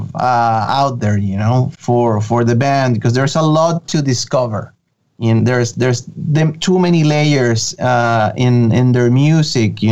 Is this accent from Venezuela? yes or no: yes; Venezuela; first language Spanish; English is a second language; moved away; I'm originally from Venezuela in South America